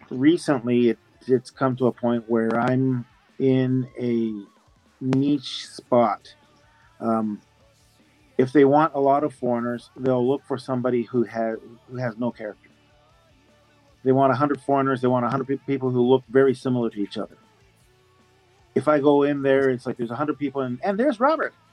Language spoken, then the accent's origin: English; Japan; Canadian, but born and raised in Japan. Born in Japan